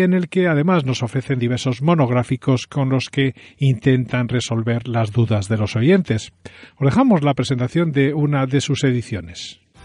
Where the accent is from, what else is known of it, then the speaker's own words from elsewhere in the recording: Galicia, Spain; Soy gallego